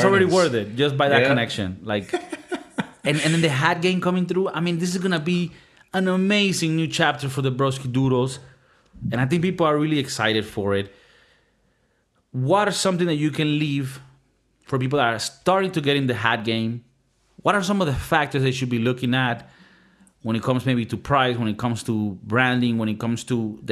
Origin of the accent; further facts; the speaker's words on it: Miami, Florida, United States; moved away; I had a lot of fun growing up in Miami